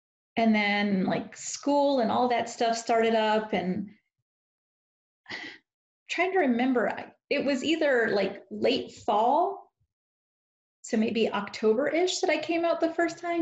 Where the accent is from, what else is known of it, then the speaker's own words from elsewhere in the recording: D.C., Maryland, United States; moved away as an adult; also born or lived in Washington, D.C. / North Carolina; I grew up right outside of the city in Maryland. Lived there most of my life